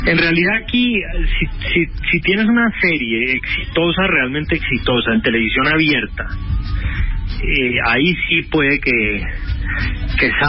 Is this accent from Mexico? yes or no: no; Colombia